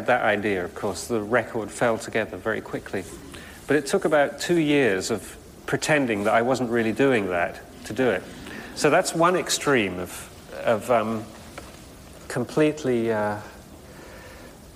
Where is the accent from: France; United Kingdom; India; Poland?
United Kingdom; England; I'm English